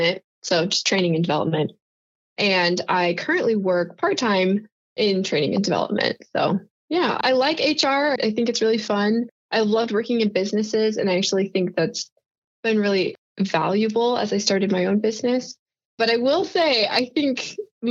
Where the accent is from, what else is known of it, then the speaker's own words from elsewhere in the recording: Washington, United States; moved away as an adult; also born or lived in Utah; I was actually born in the Pacific Northwest in a tiny little logging town right at the base of Mount Rainier. So I say I'm from Seattle, Washington, but really I'm not. I'm from way out in the boonies in the mountains of Washington